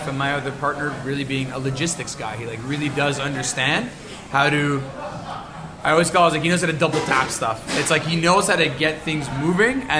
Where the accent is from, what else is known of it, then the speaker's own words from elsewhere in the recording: Montreal, Quebec, Canada; I grew up in the Southwest in LaSalle and Point St. Charles